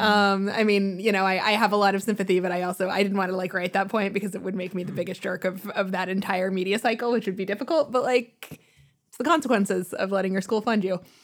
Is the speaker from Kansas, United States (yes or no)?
yes; Kansas City, Kansas, United States; moved away; I'm from Kansas City, so I have a specific interest in Missouri and, and racial issues in Missouri and how I grew up in Kansas